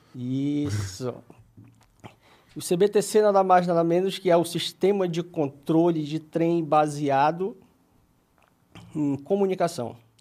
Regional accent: Belém, Pará, Brazil; accent: paraense; moved away as an adult; now in São Paulo, Brazil; sou de Belém do Pará

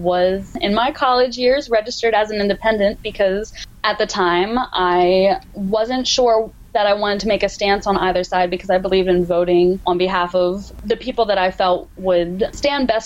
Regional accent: Hanover, Pennsylvania, United States; for a local manufacturer in Hanover, in my hometown, called Legacy Athletic.

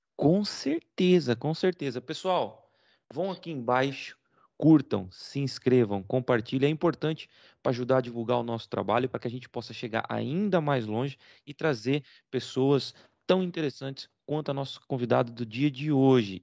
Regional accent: Rio Claro, São Paulo, Brazil; moved away as an adult; also born or lived in Paraná; now in Portugal; Eu sou de Rio Claro. Né? Na verdade, sou paranaense, mas vivi minha vida toda, minha infância toda em Rio Claro. Até os 28, quando eu vim para Portugal

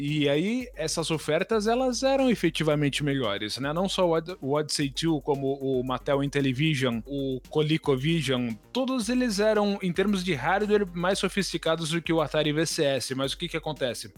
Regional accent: Taboão da Serra, São Paulo, Brazil; Quando eu era criança, ainda morava no Taboão da Serra

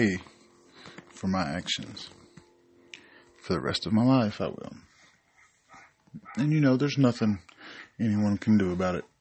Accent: Knoxville, Tennessee, United States; I am from Knoxville, Tennessee

